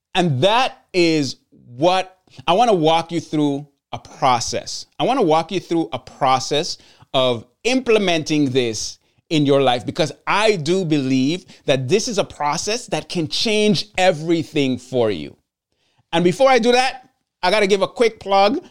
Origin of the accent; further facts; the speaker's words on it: Sint Maarten; I'm from Saint Martin, and I'm from the Dutch side of Saint Martin